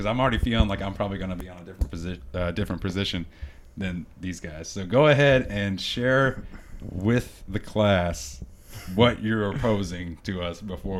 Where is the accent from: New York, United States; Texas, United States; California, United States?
Texas, United States; I grew up in Texas